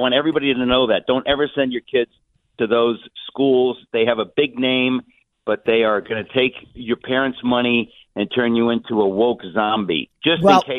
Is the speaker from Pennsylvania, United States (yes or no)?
no; New York City, New York, United States; I grew up in Queens. I'm a working class kid.